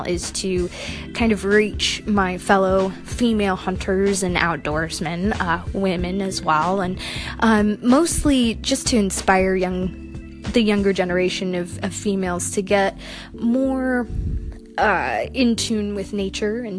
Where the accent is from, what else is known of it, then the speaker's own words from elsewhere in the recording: Washington, United States; I grew up here in Washington State